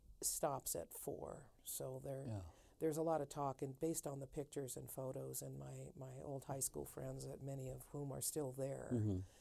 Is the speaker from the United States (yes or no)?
yes; Panama City Beach, Florida, United States; My hometown of Panama City Beach is wiped off the map.